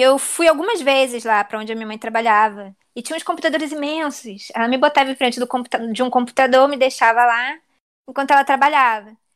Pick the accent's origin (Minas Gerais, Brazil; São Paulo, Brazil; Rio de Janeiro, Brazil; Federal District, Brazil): Rio de Janeiro, Brazil; also born or lived in Southampton, England; a minha vida inteira eu vivi no Meyer